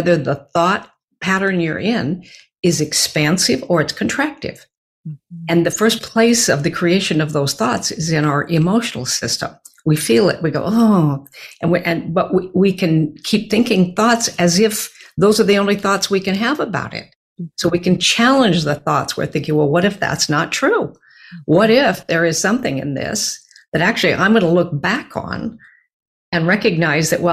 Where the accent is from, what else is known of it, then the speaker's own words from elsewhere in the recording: Beaverton, Oregon, United States; I grew up in Beaverton, Oregon, a suburb of Portland